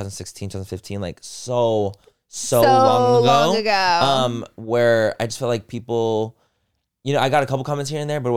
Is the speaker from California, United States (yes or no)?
yes; Chula Vista, California, United States; because I grew up in Chula Vista, which if you guys don't know, is in San Diego, but it's like the most south portion.